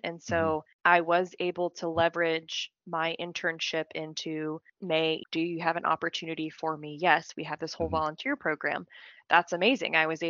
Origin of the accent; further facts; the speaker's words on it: Pensacola, Florida, United States; So I'm originally from Florida. Okay. I'm originally from the Pensacola area. If anyone is familiar with that, it's the panhandle of Florida.